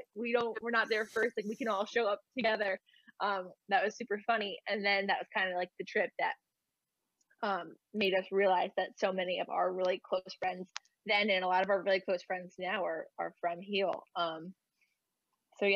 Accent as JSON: {"language": "English", "region": "New Jersey", "country": "United States", "said": "And I remember I'm from New Jersey and so are they."}